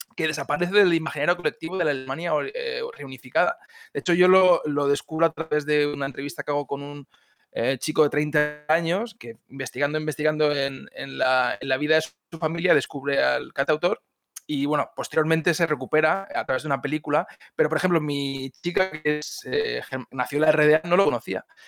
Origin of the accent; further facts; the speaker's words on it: Spain; now in Germany; yo soy alemán de adopción y también soy español, tengo también un poco de identidad catalana